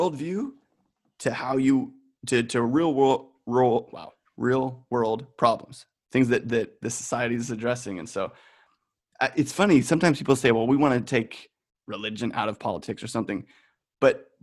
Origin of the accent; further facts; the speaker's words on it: United States; I'm the American on this right now